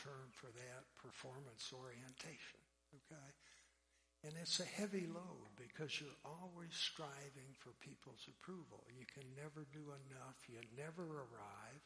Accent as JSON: {"language": "English", "area": "an island south of Detroit", "region": "Michigan", "country": "United States", "tie": "born or raised there", "also_born_or_lived": "Pennsylvania", "said": "I was born in Pennsylvania and sprinkled as an infant in a Presbyterian church. We moved to an island south of Detroit when I was a year old"}